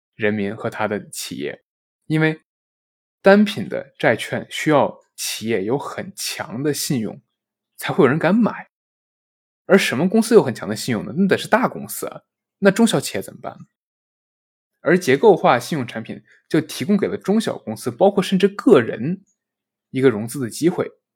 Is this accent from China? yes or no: yes; China; 我们中国人